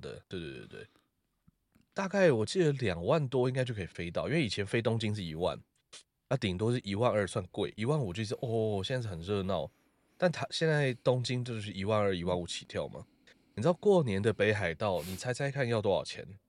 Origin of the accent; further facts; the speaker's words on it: Taiwan; 我觉得我自己觉得我也是台湾人